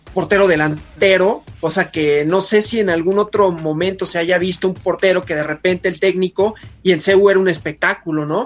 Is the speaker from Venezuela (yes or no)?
no; Mexico; los mexicanos también tenemos, ¿no? De que somos como muy de, muy de la familia